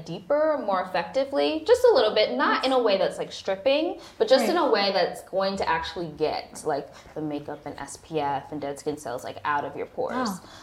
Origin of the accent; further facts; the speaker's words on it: New York, United States; moved away as an adult; now in Los Angeles, United States; I went to school in New York. I grew up in New York.